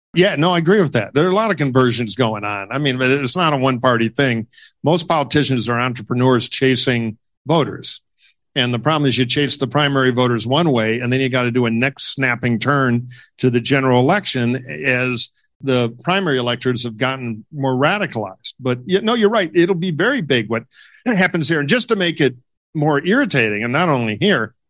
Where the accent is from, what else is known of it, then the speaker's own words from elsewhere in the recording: Detroit, Michigan, United States; I'm from Michigan, I'm from Detroit.